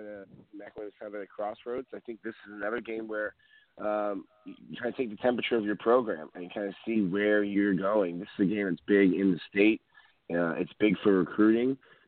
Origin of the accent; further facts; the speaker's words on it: Florida, United States; Growing up in South Florida, this is 300.